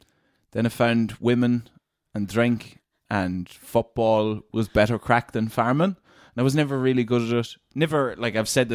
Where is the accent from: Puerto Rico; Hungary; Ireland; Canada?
Ireland; Glenade, Leitrim, Connacht; In a place called Glen Aid in Leitrim.